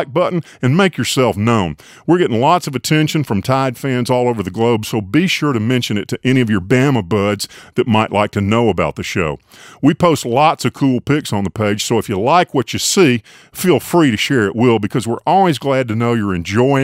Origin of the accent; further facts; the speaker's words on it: Tuscaloosa, Alabama, United States; moved away; I grew up in Tuscaloosa